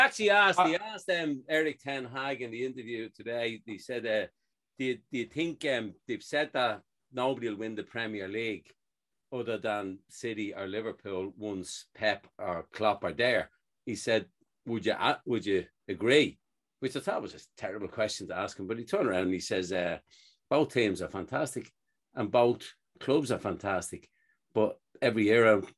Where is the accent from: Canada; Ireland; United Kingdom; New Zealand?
Ireland; I only follow my country. So I follow Ireland